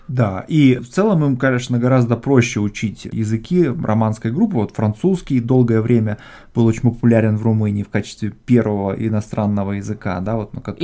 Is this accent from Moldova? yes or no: yes; Moldova; я родился в Молдавии, в Молдове